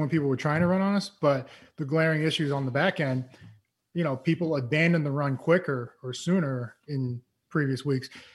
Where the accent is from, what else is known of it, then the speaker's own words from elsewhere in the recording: East Coast, United States; moved away; I am from the East Coast